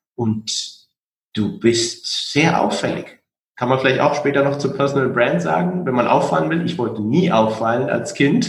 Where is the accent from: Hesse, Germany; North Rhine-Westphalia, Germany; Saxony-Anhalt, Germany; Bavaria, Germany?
Hesse, Germany; Frankfurt am Main; born or raised there